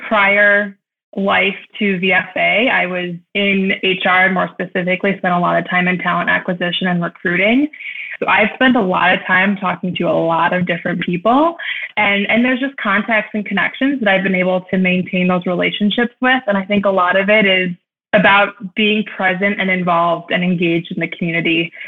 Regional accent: Cleveland, Ohio, United States; also born or lived in New York City; growing up in Cleveland

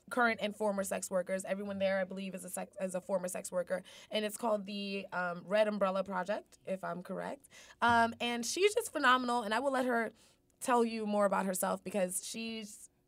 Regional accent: New York, United States; New York, I speak fast.

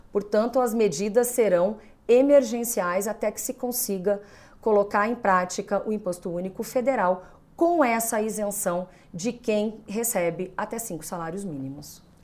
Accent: Brazil

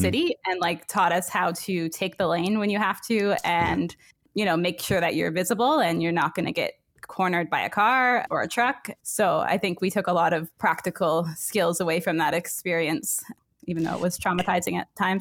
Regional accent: north of Waterloo, Ontario, Canada; I grew up uh, north of Waterloo, um, Ontario, um, and it was a small uh, small village

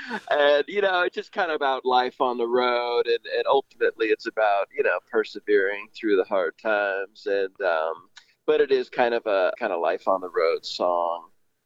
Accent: Millbrae, California, United States; I grew up in the Bay Area

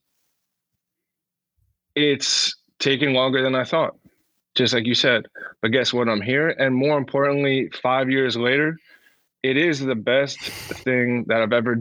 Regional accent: New Jersey, United States; I'm from New Jersey

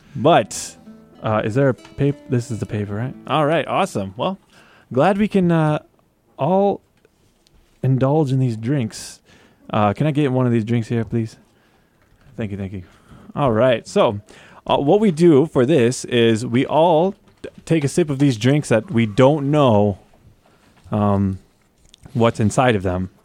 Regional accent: Tornado Alley, United States; moved away as an adult; now in Guam; I grew up in Tornado Alley

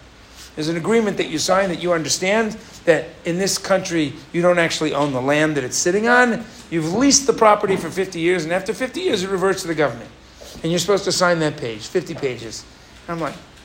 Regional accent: United States; now in Israel; I'm American

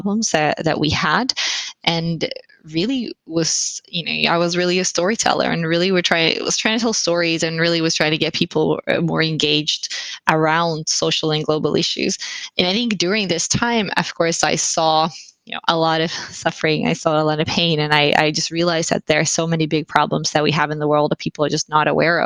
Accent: Finland; also born or lived in London / Silicon Valley / Berlin; now in Sweden; I'm originally from Finland, but I've lived abroad most of my life.

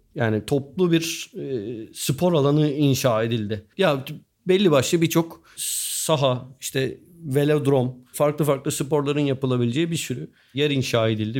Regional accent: Turkey; biz Türküz ve Müslümanız

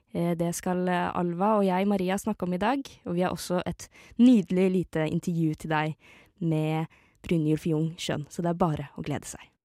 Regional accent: Eastern Norway, Norway; jeg er fra Østlandet

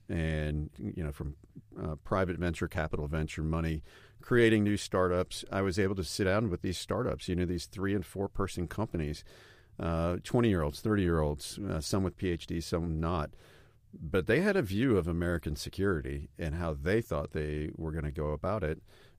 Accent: Stuttgart, Baden-Württemberg, Germany; I grew up in Stuttgart, and my children were able to live in Germany as well.

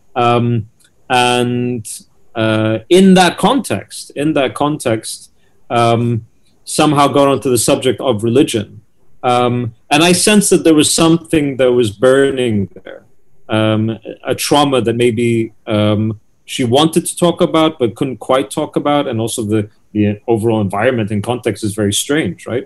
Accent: United Kingdom; the UK where I'm from

